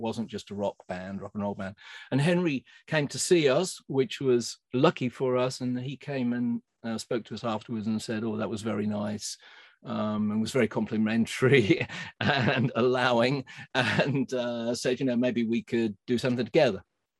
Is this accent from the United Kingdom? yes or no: yes; Cambridge, East of England, United Kingdom; I was from Cambridge